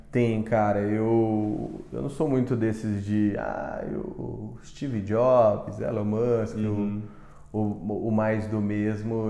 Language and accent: Portuguese; Mato Grosso do Sul, Brazil; eu sou de Mato Grosso do Sul